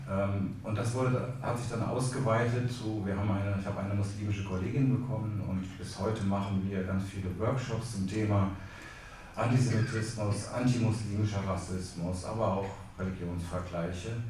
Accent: Homburg, Saarland, Germany; ich komme nicht aus Bad Homburg, sondern aus Homburg an der Saar.

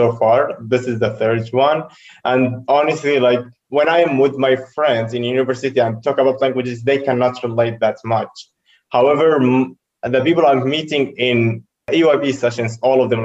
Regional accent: Syria; English is a second language; moved away as an adult; now in Poland; I am originally from Syria, actually. I've been in Poland for over 4 years right now

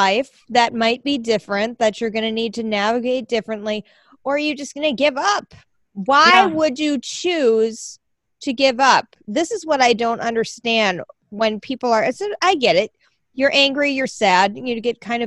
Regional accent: Minnesota, United States; as a Minnesotan

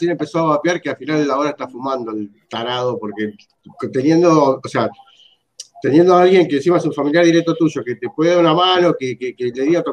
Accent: San Justo, Buenos Aires Province, Argentina; yo soy de San Justo, estaban las juntadas de Robo Mejía.

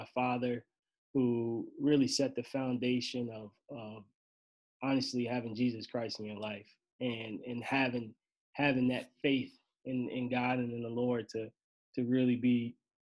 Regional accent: Maryland, United States; moved away as an adult; also born or lived in Baltimore, Maryland / Vermont; now in Binghamton, United States; I left my hometown, Maryland

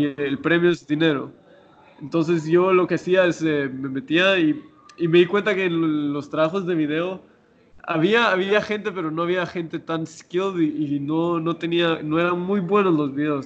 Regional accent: Guatemala; moved away as an adult; cuando me fui de Guatemala

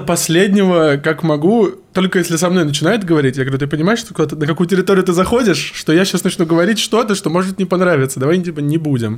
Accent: Volzhsky, Volgograd Oblast, Russia; Я из Волгоградской области. Город Волжский — это рядом с Волгоградом

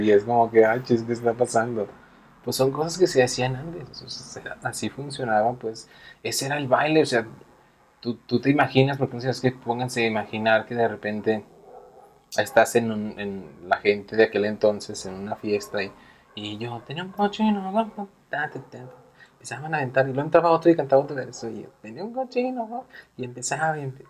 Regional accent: Aguascalientes, Mexico; Si somos de Aguascalientes

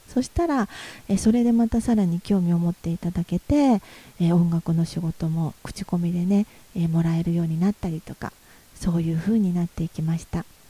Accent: Yamaguchi, Japan; moved away as an adult; also born or lived in Tokyo / Nagoya; 私のふるさとである山口県

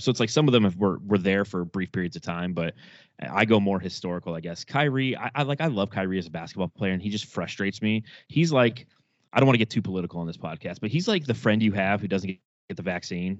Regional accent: Southern California, United States; I grew up in Southern California

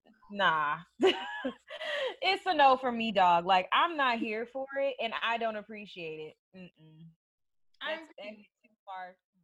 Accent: Fayetteville, North Carolina, United States; I come from a veteran area. I'm from Fayetteville, North Carolina. Dreamville.

